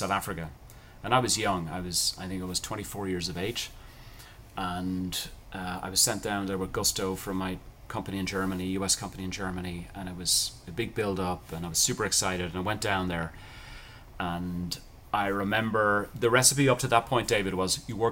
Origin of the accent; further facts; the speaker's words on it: Ireland; I grew up in Ireland, cultural thing, people are very nice to each other